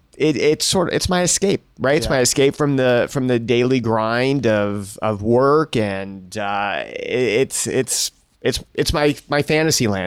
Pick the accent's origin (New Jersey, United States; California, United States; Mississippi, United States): California, United States; Beverly Hills; also born or lived in Chicago; now in Los Angeles, United States; I grew up in Beverly Hills, El Rodeo Elementary School